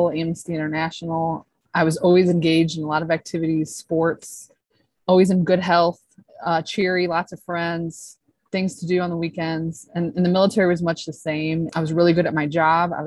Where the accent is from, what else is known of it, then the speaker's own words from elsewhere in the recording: St. Louis, Missouri, United States; moved away as an adult; I grew up in St. Louis, Missouri